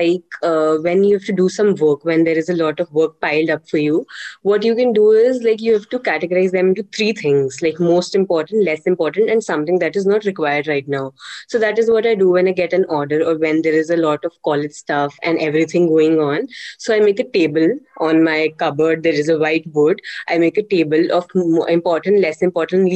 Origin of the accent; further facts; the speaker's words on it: Jammu, Jammu and Kashmir, India; I am from Jammu, and I'm currently pursuing BCom professional from Christ University